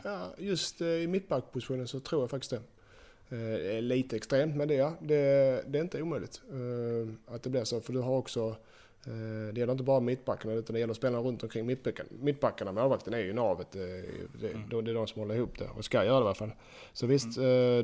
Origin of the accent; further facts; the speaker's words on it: Sweden; moved away as an adult; hemma i Sverige